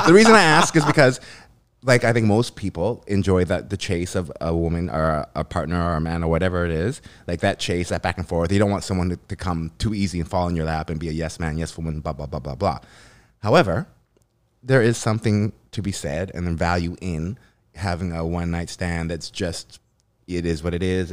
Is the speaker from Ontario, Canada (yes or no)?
no; Vancouver, British Columbia, Canada; I'm from here. I'm Canadian